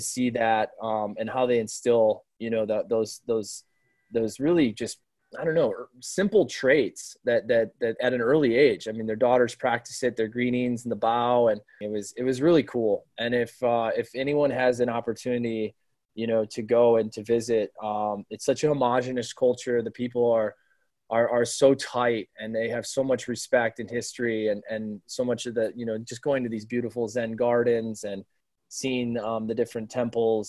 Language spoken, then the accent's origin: English; Sioux Falls, South Dakota, United States; moved away; also born or lived in New York City; in my hometown of Sioux Falls, South Dakota